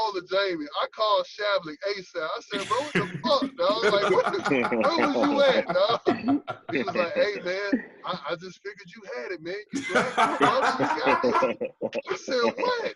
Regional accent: Riverdale, Georgia, United States; I'm from the South Side, like, all I know, hey, look, all I know is North Clayton, Riverdale.

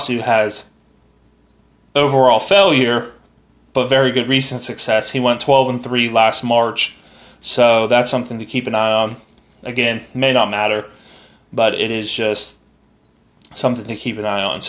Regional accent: United States; I'm an American

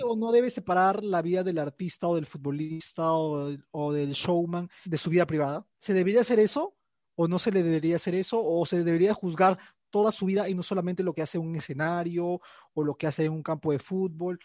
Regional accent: Peru; los peruanos estábamos metidos mucho en las elecciones

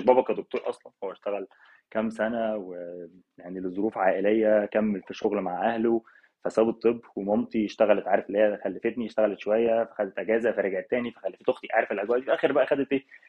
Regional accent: Cairo, Cairo Governorate, Egypt; moved away as an adult; now in Hamburg, Germany; انا من القاهره يعني اصلي اهلي من الفيوم بس انا اصلا مولود في القاهره

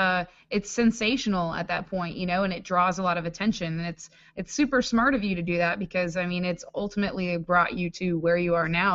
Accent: Washington, District of Columbia, United States; I mean, shit, I'm from Washington D.C. and I know a manicured man when I see it

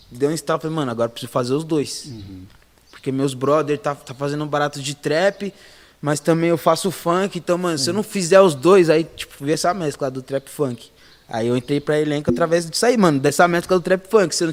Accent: São Paulo, Brazil; Que sou de Taipas, Brasilândia, Zona, Zona Norte.

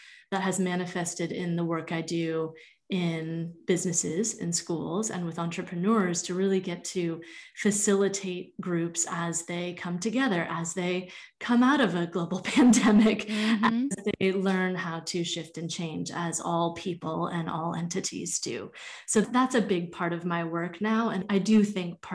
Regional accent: Vermont, United States; I grew up in Vermont.

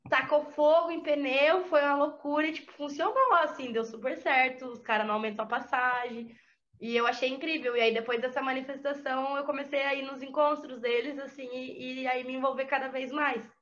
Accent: Santa Catarina, Brazil; Eu sou do interior de Santa Catarina, eu sou de Ceará. É 500 quilômetros de Florianópolis.

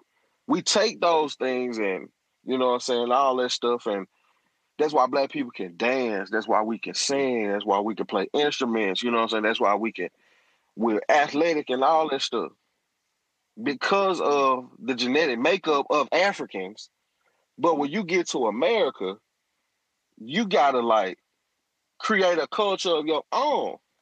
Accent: Deep South, United States; We're from the Deep South.

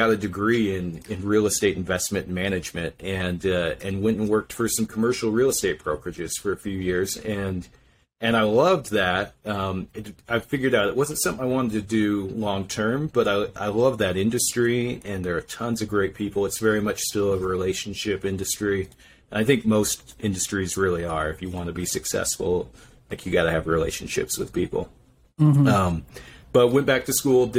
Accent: Idaho, United States; moved away as an adult; now in Utah, United States; I'm originally from Idaho, and, I came down here to BYU

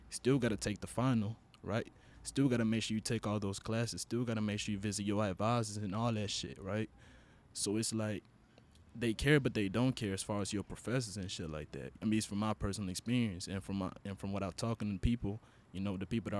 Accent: Honduras; first language Spanish; English is a second language; moved away; I am from Honduras. And, you know, English is my second language for y'all that didn't know. Spanish is my first

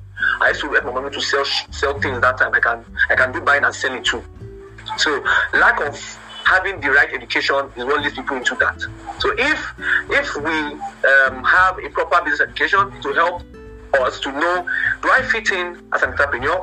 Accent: Nigeria; as a Nigerian

